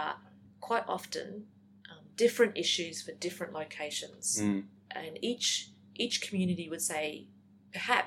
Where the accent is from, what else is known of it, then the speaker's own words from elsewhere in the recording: Woodridge, Queensland, Australia; when I was a kid growing up in Woodridge